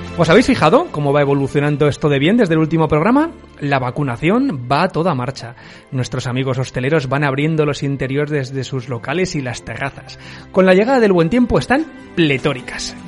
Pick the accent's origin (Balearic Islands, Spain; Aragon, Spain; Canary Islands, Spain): Aragon, Spain; como buen aragonés somos cabezones